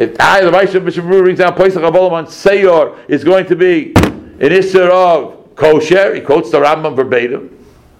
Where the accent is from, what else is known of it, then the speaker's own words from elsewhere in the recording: New York City, New York, United States; I grew up in Crown Heights